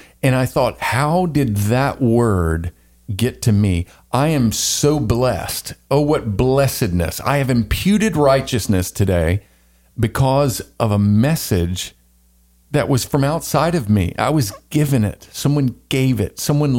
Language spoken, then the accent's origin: English; the South, United States; I thought about growing up in the South. I thought about the colonies. I thought about the colonies coming from England and my English, Scottish, Irish ancestry.